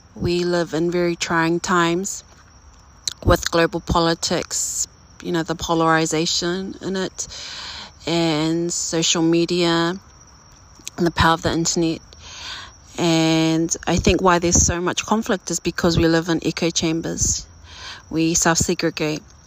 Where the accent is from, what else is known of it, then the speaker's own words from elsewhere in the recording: Auckland, New Zealand; I am a first generation New Zealander, born and raised in South Auckland, New Zealand